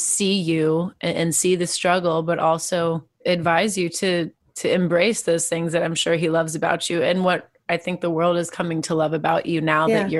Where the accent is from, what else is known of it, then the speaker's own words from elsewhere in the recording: Arlington, Texas, United States; I'm from Arlington, Texas, and I grew up listening to … and …